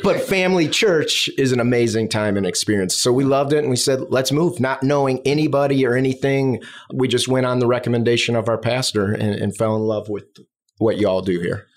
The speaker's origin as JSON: {"language": "English", "town": "Chicago", "region": "Illinois", "country": "United States", "tie": "born or raised there", "moved": "as an adult", "lives_now": "South Florida, United States", "said": "I'm from the Midwest, south suburbs of Chicago."}